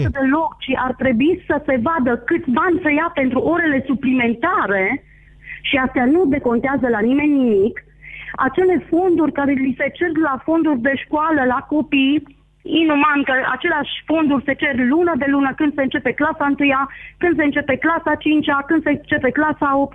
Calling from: Bistrița, Bistrița-Năsăud, Romania; de la Bistrița.

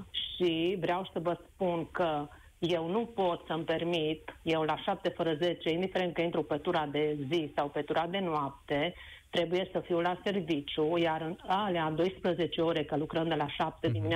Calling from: Oradea, Bihor County, Romania; Vă sunt din Oradea și în legătură cu subiectul dumneavoastră care uh, îl dezbateți astăzi, pot să vă spun uh, și varianta și ce am pățit-o eu.

